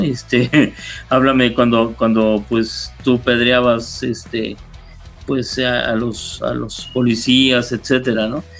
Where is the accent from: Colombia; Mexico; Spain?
Mexico; Mexico City; Yo, yo nací en Coyoacán, ahí viví más de veintitantos años.